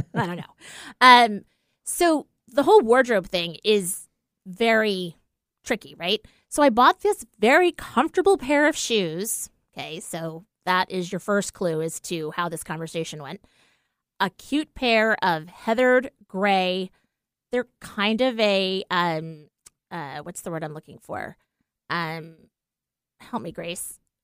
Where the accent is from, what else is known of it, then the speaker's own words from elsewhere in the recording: East Coast, United States; we're from the East Coast